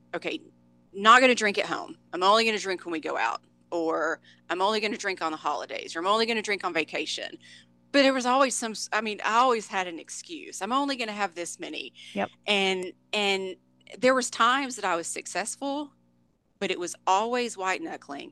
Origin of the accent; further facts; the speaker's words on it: Dallas Fort Worth, Texas, United States; born and raised in the Dallas Fort Worth, Texas area.